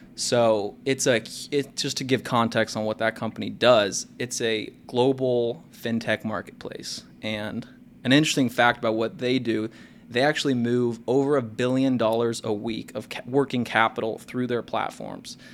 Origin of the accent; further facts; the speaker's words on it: Kansas City, United States; also born or lived in Lawrence, Kansas; I grew up in Kansas City